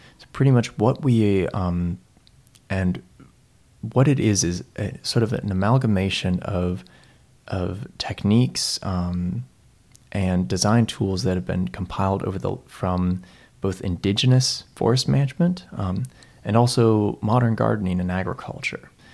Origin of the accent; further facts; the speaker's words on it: Seattle, Washington, United States; moved away as an adult; now in Christchurch, New Zealand; I grew, I grew up in Seattle um, for pretty much my whole life